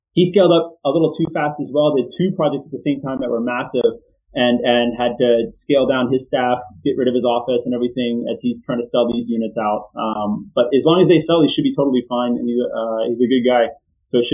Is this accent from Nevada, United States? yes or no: no; Houston, Texas, United States; I grew up in Houston